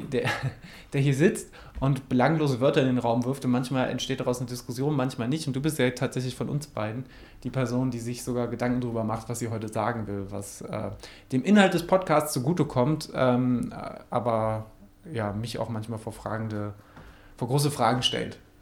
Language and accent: German; Mettmann, North Rhine-Westphalia, Germany; In Mettmann, wo ich herkomme, heißt das Ding Blotschenmarkt